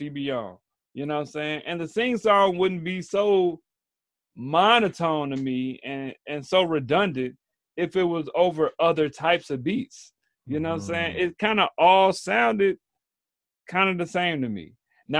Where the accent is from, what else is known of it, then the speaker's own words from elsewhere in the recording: Chicago, Illinois, United States; I'm from Chicago.